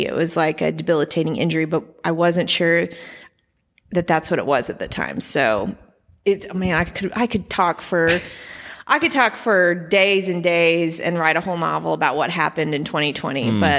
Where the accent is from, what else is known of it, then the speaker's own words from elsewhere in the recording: Edmond, Oklahoma, United States; Yeah, I grew up in Edmond. My family is from there.